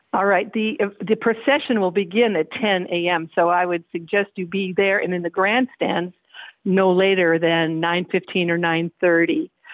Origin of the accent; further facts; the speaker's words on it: Washington, United States; moved away as an adult; now in Brazos Valley, United States; in my home state of Washington State